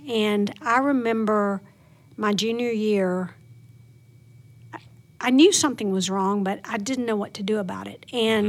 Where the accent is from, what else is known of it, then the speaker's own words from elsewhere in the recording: Plain Dealing, Louisiana, United States; Plain Dealing, Louisiana.